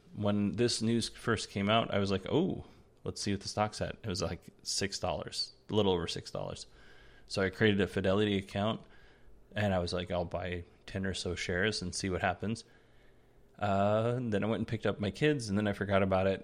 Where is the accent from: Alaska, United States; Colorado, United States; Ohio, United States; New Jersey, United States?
Alaska, United States; moved away; I grew up in Alaska